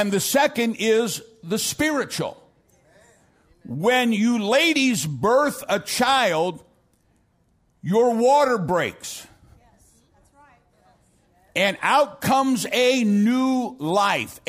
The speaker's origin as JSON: {"language": "English", "town": "St. Louis", "region": "Missouri", "country": "United States", "moved": "yes", "lives_now": "Dallas, United States", "said": "I'm from South St. Louis."}